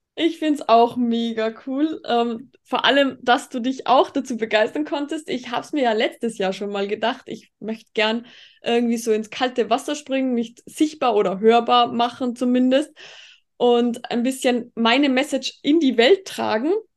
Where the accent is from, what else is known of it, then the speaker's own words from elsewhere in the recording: Tyrol, Austria; und ich eben bin aus Tirol, weil du vorhin bezüglich Dialekt gesagt hast. Aber ich glaube, das hört man auch